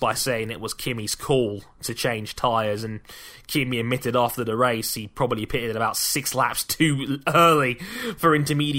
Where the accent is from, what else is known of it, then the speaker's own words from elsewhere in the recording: London, United Kingdom; my hometown of London